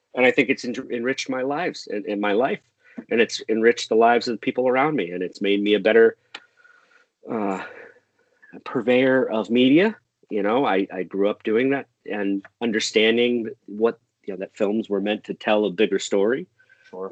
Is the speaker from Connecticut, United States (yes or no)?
yes; Enfield, Connecticut, United States; born or raised there; moved away as an adult; also born or lived in Boston, Massachusetts